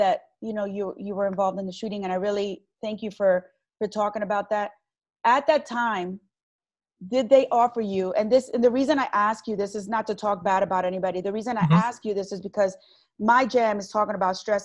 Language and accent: English; Long Branch, New Jersey, United States; I was born and raised in Long Branch